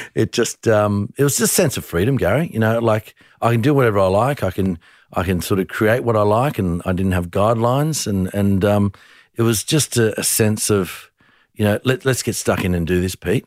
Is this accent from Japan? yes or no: no; Tamworth, New South Wales, Australia; moved away; I was born in Tamworth